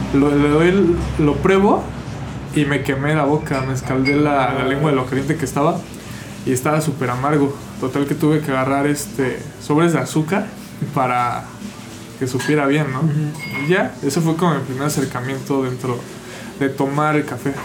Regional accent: Mexico City, Mexico; yo soy de la Ciudad de México

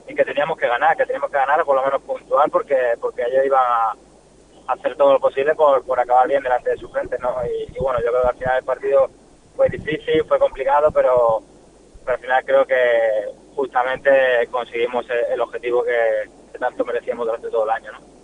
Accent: Málaga, Andalusia, Spain; moved away; soy malagueño, soy malaguista

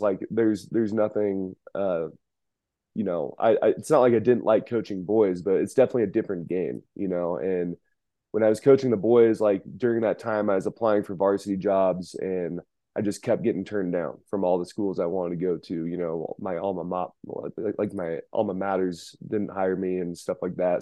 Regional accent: Reno, Nevada, United States; born and raised in Reno, Nevada

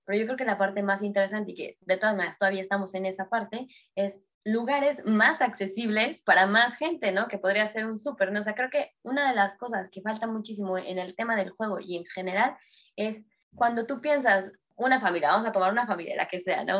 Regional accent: Mexico City, Mexico; Yo soy de Ciudad de México

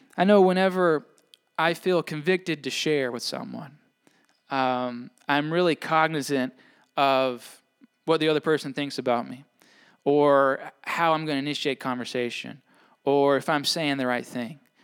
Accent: Mississippi, United States; now in Maine, United States; I'm from away, right? I'm from Mississippi

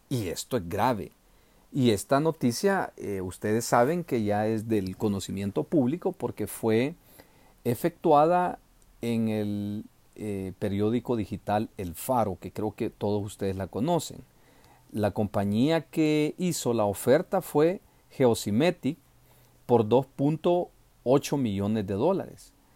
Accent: El Salvador; los salvadoreños tenemos que presionar

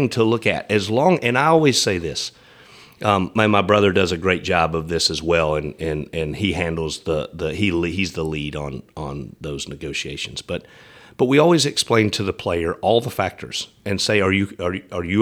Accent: East Tennessee, United States; now in Nashville, United States; I grew up in East Tennessee

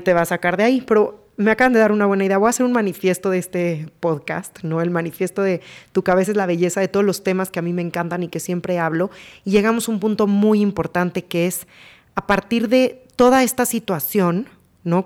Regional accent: Mexico; como mexicano

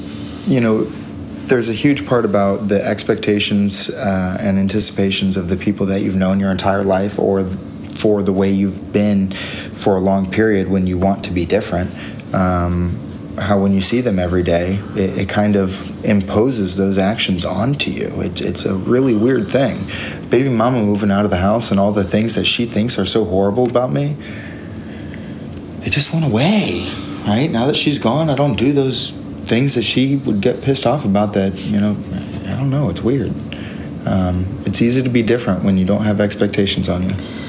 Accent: Florida, United States; moved away as an adult; There's a huge benefit to leaving your hometown. You know that. I moved from Florida to here.

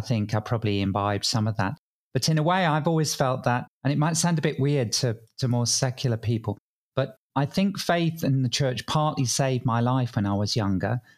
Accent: England, United Kingdom; accent: English; now in Sydney, Australia; I grew up in England, probably tell from my accent

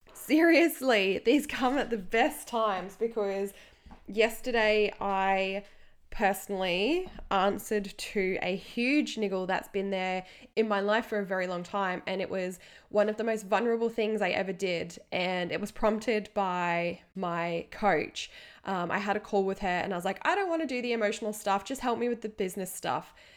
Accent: England, United Kingdom; now in Australia; here in Australia, I grew up in England for half my life as well

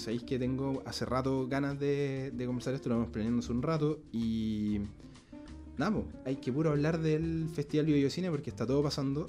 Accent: Concepción, Biobío, Chile; moved away; en mi ciudad de Concepción

